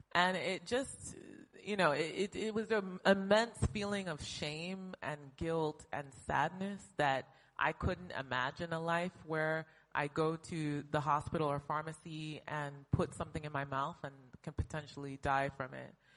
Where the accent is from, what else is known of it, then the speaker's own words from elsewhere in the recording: United States; moved away as an adult; also born or lived in Brazil; now in Lagos, Nigeria; born and raised in the United States